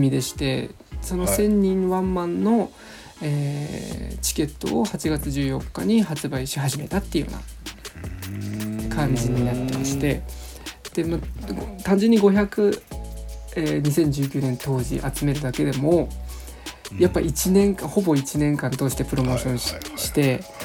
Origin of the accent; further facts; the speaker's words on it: Utsunomiya, Tochigi, Japan; 宇都宮、まあ、栃木県にずっと住んでいるので、はい、生まれて育って